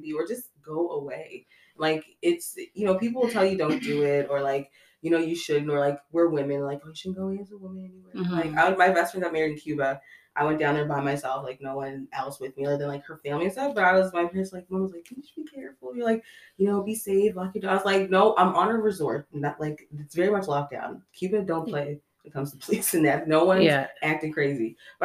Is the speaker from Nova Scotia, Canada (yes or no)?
yes; Nova Scotia, Canada; I'm from Nova Scotia.